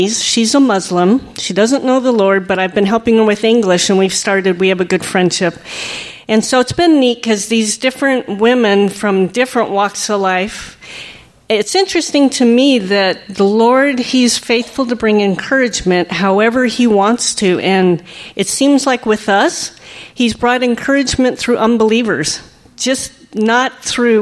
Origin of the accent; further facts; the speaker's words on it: United States; now in France; being an American